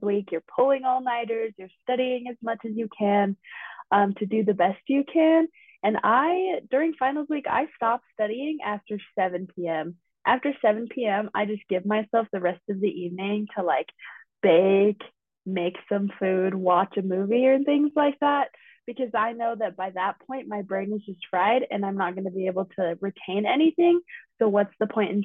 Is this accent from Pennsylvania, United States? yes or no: no; Pleasant Grove, Utah, United States; I am from Pleasant Grove, Utah